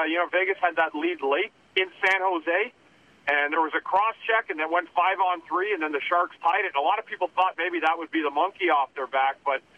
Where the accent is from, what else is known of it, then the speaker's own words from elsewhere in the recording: Ottawa, Ontario, Canada; I grew up on the Beaver Tails